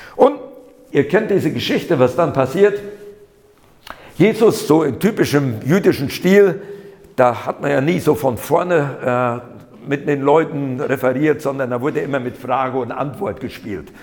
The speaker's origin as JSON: {"language": "German", "area": "Siegerland", "region": "North Rhine-Westphalia", "country": "Germany", "tie": "born or raised there", "moved": "as an adult", "lives_now": "Berlin, Germany", "said": "Ich bin im Siegerland geboren, nur weil da einige so meine Sprachmarke noch so mitkriegen."}